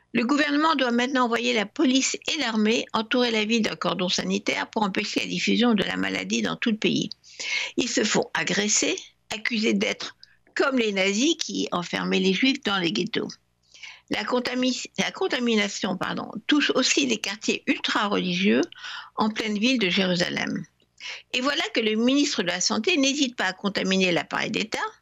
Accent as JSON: {"language": "French", "country": "France", "said": "La religion a aussi joué un rôle chez nous en France"}